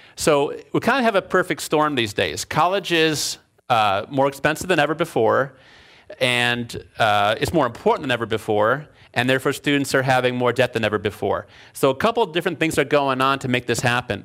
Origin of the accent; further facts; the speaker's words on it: Chicago, Illinois, United States; moved away as an adult; also born or lived in Alfred, New York / Berkeley, California; now in California, United States; I was from Chicago. I grew up in Chicago